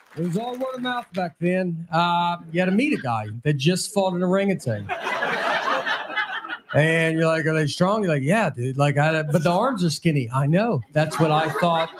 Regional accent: Tennessee, United States; I'm from Tennessee

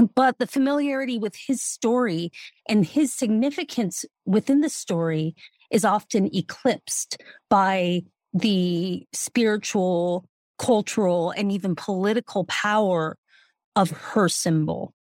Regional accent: Denver, Colorado, United States; I'm from Denver, so you can guess my allegiances

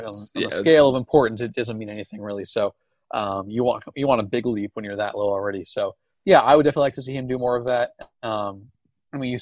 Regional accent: Portland, Oregon, United States; I'm from Portland.

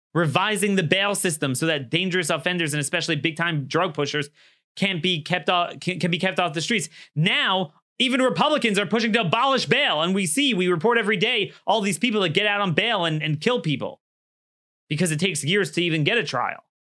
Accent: Maryland, United States; my home state of Maryland

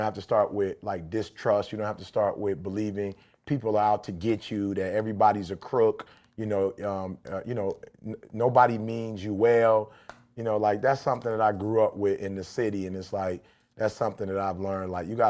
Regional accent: Detroit, Michigan, United States; growing up in Detroit in general

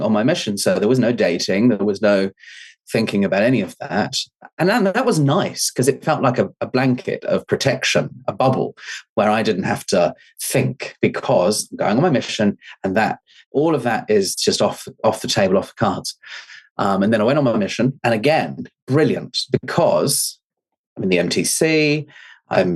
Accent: England, United Kingdom; moved away as an adult; now in New Zealand; we moved out here from England to New Zealand when I was 18

